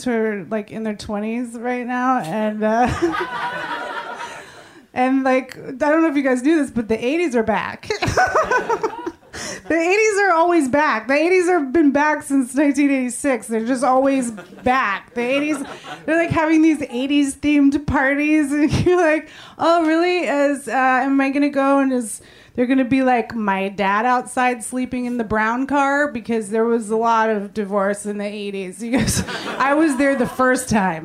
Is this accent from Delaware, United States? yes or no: no; San Francisco, California, United States; I was born and raised in San Francisco